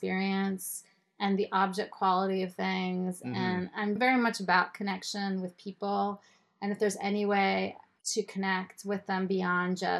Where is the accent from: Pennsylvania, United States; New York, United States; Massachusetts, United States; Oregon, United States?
Pennsylvania, United States; State College; also born or lived in Israel; In State College, Pennsylvania, where Penn State University is